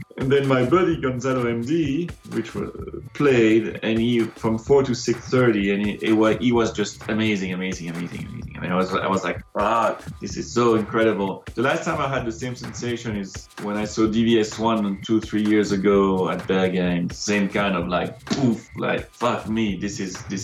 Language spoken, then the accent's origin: English; Brussels, Brussels-Capital Region, Belgium; moved away as an adult; also born or lived in London; now in France; So I'm from Brussels, Belgium, originally.